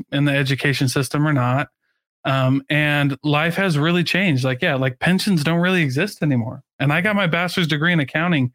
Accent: Midwest, United States; I grew up in the Midwest

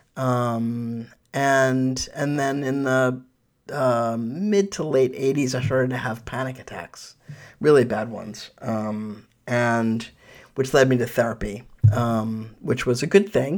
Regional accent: New York City, New York, United States; now in Sonoma County, United States; I was born in New York, uh, in Manhattan

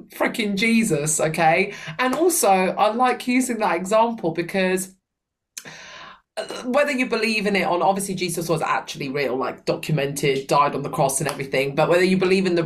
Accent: Sicily, Italy; now in United Kingdom; my hometown, Sicily.

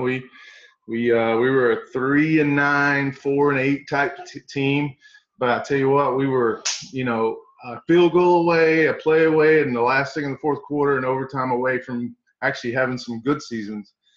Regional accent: East Tennessee, United States; moved away as an adult; also born or lived in Southern California; I leave East Tennessee for the first time my whole life

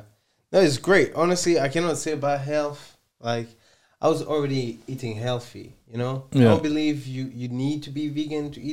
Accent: France; English is a second language; I'm from France

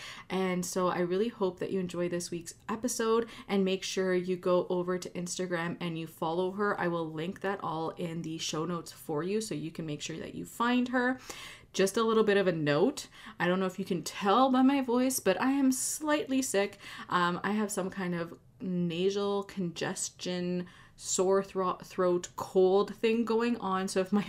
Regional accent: Quebec, Canada; I grew up in Quebec.

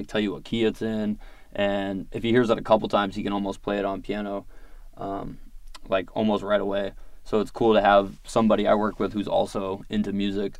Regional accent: Virginia Beach, Virginia, United States; I grew up in Virginia Beach

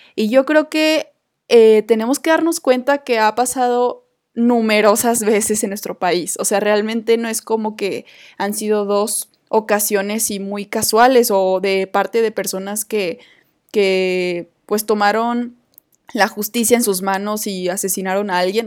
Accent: Coahuila, Mexico; moved away as an adult; now in Guadalajara, Mexico; en mi tierra natal

